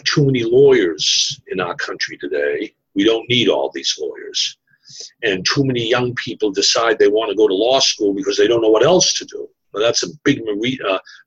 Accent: Boston, Massachusetts, United States; accent: Boston; moved away; also born or lived in New York City / Washington; my Boston accent

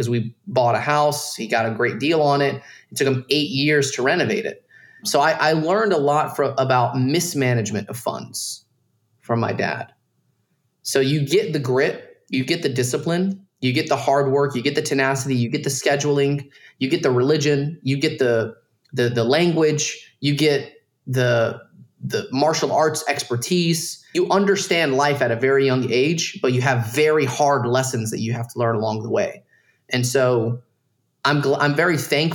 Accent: Dalton, Georgia, United States; moved away as an adult; I grew up in Dalton, Georgia, around a bunch of Mexicans

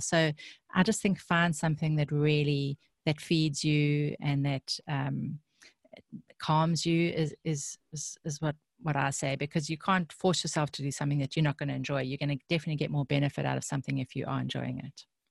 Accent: South Africa; I grew up in South Africa

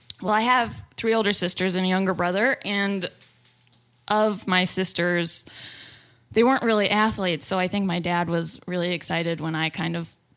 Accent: Fort Collins, Colorado, United States; born there; I was born in Fort Collins, Colorado.

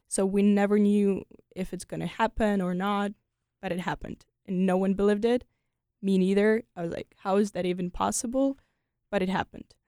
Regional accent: Ukraine; moved away as an adult; also born or lived in France; now in United States; I'm so proud to be Ukrainian

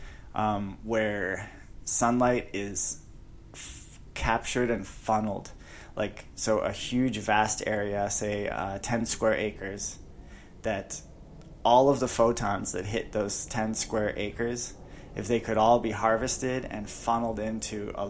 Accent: just north of Chicago, Illinois, United States; now in Phoenix, United States; I grew up just outside Chicago, just north of Chicago.

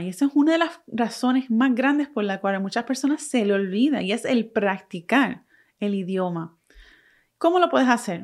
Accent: Puerto Rico; first language Spanish; Aunque yo nací y me crié en Puerto Rico, soy boricua, mi primer idioma es el español

